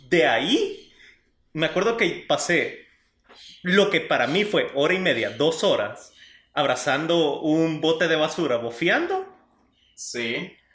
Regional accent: El Salvador; somos del Salvador todos

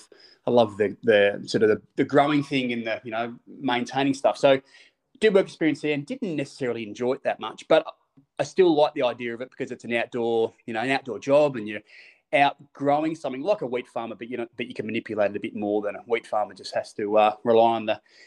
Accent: Australia; But yeah, the Sandbelt, for me, being Australian, I think most people would lean towards those bunkers and that Sandbelt style, definitely.

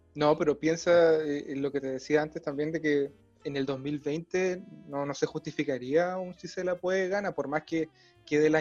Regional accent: Valdivia, Los Ríos, Chile; nosotros somos de Valdivia, en Valdivia, ciudad cervecera

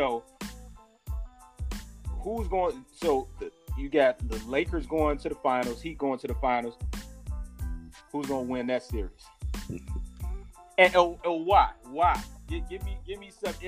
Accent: Chicago, Illinois, United States; growing up in Chicago

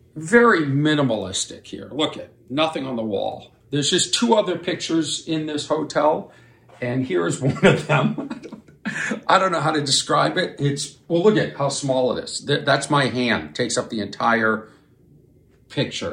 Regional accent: Boston, Massachusetts, United States; accent: Boston; that's my Boston accent

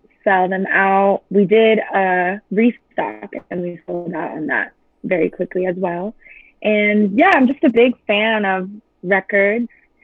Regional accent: Chula Vista, California, United States; I'm from San Diego. Okay. Chula Vista, to be exact. And my manager came up with the idea to put CDs at my high school

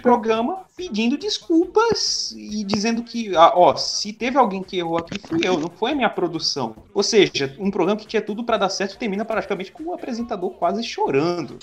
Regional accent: Northeast Region, Brazil; eu sou nordestino

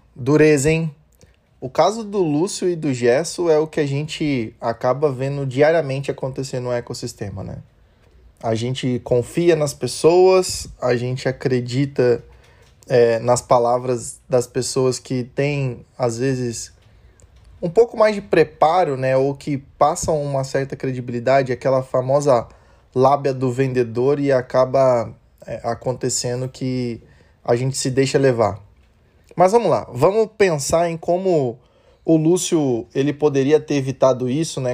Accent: Brazil; A gente, como bom brasileiro

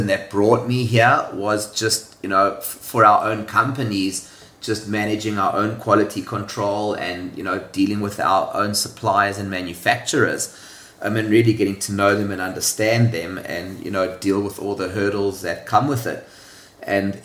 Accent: South Africa; moved away as an adult; now in Hong Kong; So I was born in South Africa. If you can't tell from the accent, it's a bit of a giveaway. I left South Africa at the age of 25.

